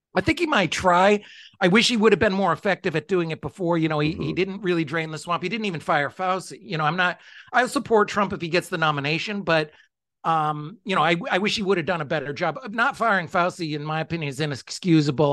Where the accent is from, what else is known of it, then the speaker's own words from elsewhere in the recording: United States; I'm American